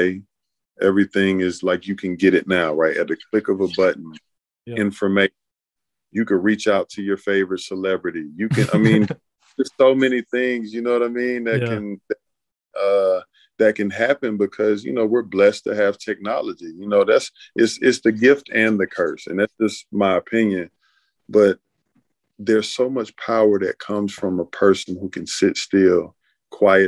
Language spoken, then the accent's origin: English; Atlanta, Georgia, United States; also born or lived in Charleston, South Carolina; So I've been in Atlanta since a baby, like all I knew. Grew up on the south side of Atlanta